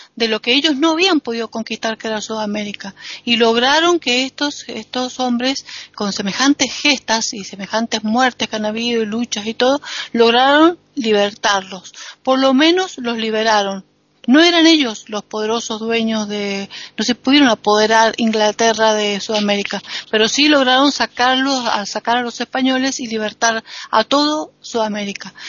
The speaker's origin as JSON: {"language": "Spanish", "country": "Argentina", "said": "soy argentina"}